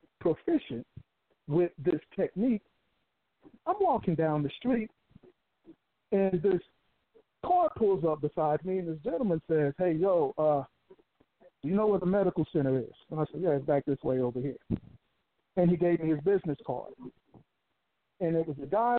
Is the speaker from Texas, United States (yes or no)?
yes; Houston, Texas, United States; also born or lived in Colorado Springs; come back to my hometown of Houston.